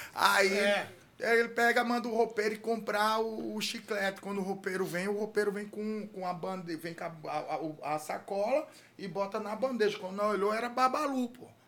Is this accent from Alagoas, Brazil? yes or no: yes; Atalaia, Alagoas, Brazil; moved away; Quando eu, eu saí de Atalaia, Atalaia não tinha condição de, de, não. de cuidado, não tinha dinheiro para tratar os dentes